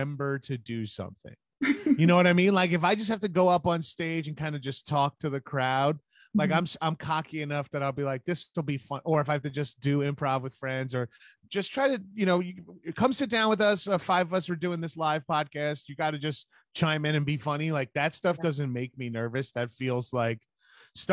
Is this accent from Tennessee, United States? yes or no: no; Long Island, New York, United States; I'm from New York. I'm from Long Island